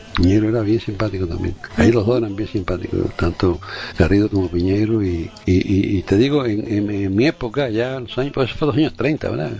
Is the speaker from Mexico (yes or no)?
no; Cuba; yo no soy gallego, yo nací en Cuba